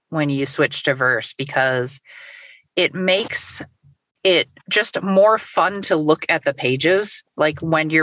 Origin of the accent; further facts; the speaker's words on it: Chicago, Midwest, United States; a Midwesterner